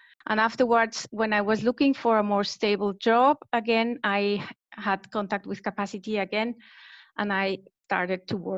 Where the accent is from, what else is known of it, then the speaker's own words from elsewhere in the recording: Colombia; now in Switzerland; I am half German, half Colombian, and grew up in Colombia